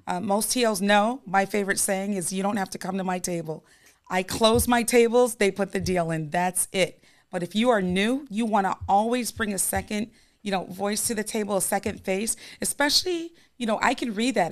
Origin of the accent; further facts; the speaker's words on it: New York, United States; I'm, I'm a New Yorker